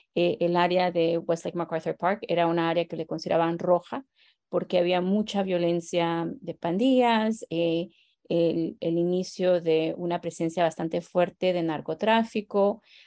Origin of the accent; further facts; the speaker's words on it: Guatemala; now in Los Angeles, United States; como guatemalteca